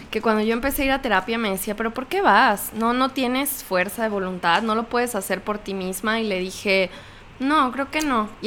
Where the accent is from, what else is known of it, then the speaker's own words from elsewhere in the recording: Mexico; soy un mexicano promedio.